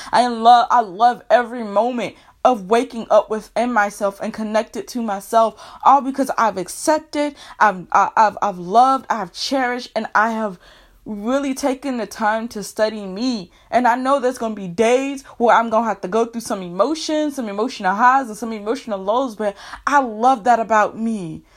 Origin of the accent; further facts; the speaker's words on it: United States; I am a black woman here who was born and raised in America